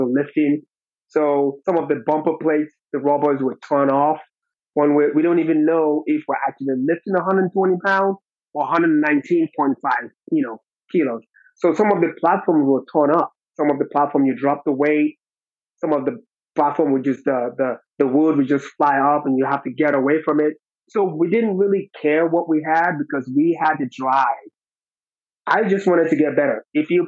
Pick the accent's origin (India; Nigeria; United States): Nigeria; moved away; where I'm from, I'm originally from Nigeria